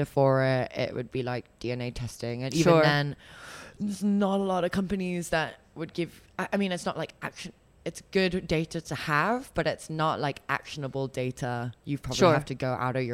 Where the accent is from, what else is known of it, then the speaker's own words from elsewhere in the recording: Hong Kong; I said, Hong Kong